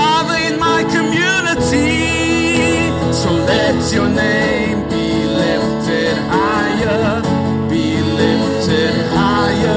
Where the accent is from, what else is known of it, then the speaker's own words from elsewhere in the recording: Cape Town, Western Cape, South Africa; moved away as an adult; now in Sydney, Australia; I'm originally from the place that Jesus also comes from, which is Cape Town. Cape Town's a beautiful city in South Africa. We moved to Australia 2006.